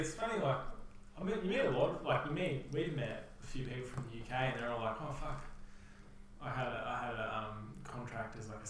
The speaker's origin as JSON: {"language": "English", "country": "Australia", "said": "as Australians"}